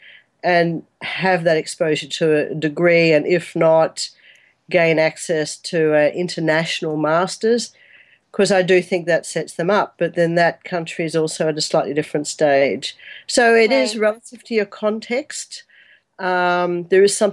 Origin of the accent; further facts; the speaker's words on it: Brisbane, Queensland, Australia; moved away as an adult; also born or lived in Perth; now in Singapore; I'm an Australian girl who grew up in Brisbane